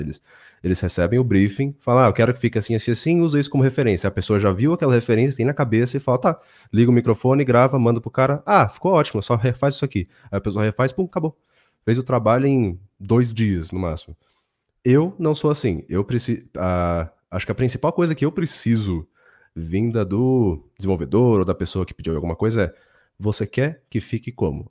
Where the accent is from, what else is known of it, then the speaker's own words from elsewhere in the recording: São Paulo, Brazil; São Paulo, onde eu nasci, cresci e tudo mais